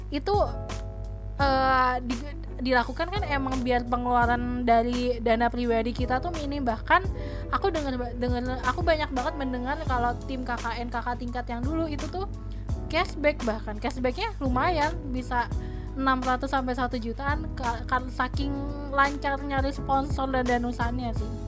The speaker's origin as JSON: {"language": "Indonesian", "region": "Banten", "country": "Indonesia", "said": "karena kan aku tuh asli Banten tapi aku jarang banget liburan ke"}